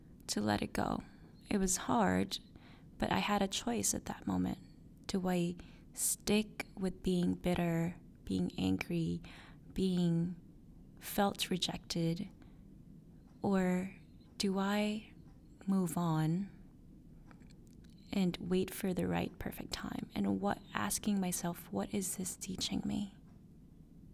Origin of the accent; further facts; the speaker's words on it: Philippines; moved away; my hometown, the Philippines